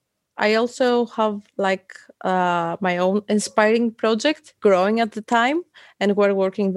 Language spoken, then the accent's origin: English; Lamia, Central Greece, Greece; now in Athens, Greece; I'm from Greece, Athens. Now I live and work in Athens. Grew up in another city, Lamia.